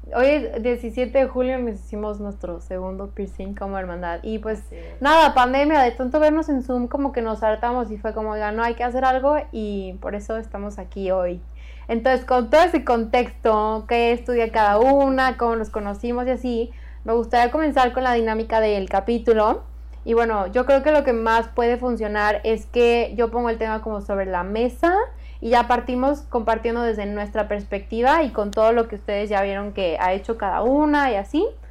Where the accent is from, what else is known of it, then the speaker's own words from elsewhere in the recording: San Luis Potosí, Mexico; nací en San Luis Potosí y toda mi vida he vivido ahí